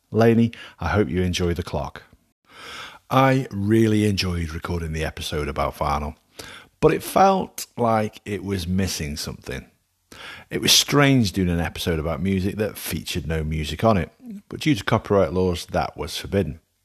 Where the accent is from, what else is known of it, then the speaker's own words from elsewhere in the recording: Alsager, North West England, United Kingdom; my hometown of Allsager does not have a Mexican restaurant.